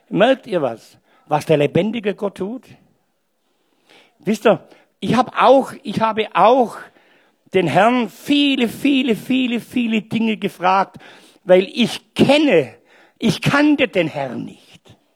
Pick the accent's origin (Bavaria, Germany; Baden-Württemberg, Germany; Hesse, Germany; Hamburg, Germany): Baden-Württemberg, Germany; Stuttgart; accent: Swabian; Und ich bin Stuttgarter. Und nicht bloß Deutsch, sondern auch Schwäbisch.